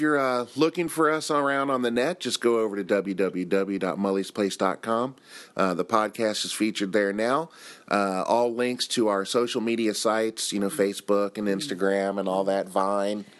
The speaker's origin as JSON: {"language": "English", "country": "United States", "moved": "as an adult", "lives_now": "Japan", "said": "as an American"}